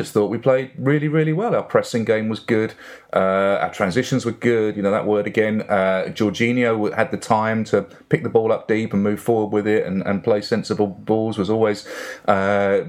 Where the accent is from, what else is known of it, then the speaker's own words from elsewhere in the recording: Barking, London, United Kingdom; I'm an Essex boy at birth. And yeah, born in Barking, which is just down the road from the old Upton Park.